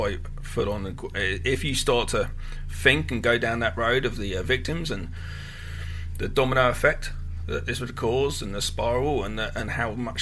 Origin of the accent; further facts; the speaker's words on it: England, United Kingdom; growing up in England